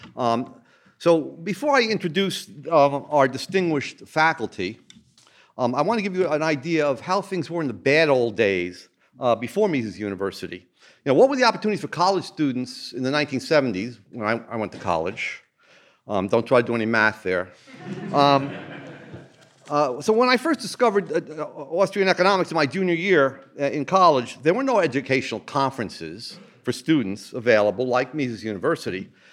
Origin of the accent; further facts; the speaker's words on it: New Jersey, United States; I'm from New Jersey